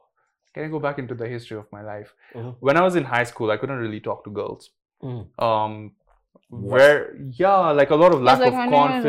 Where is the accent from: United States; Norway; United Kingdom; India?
India; I had to study so that I could get good grades. I'm an Indian kid.